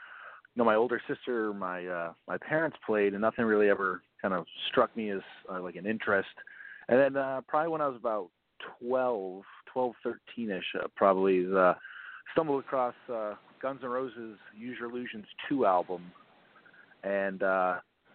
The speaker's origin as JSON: {"language": "English", "region": "Maine", "country": "United States", "tie": "born or raised there", "moved": "as an adult", "lives_now": "Orlando, United States", "said": "I grew up in Maine. I moved down to Orlando to go to college"}